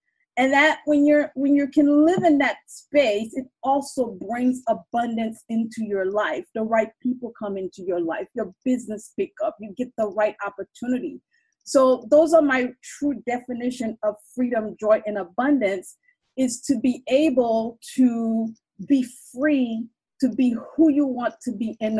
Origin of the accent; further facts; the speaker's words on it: Haiti; I'm from Haiti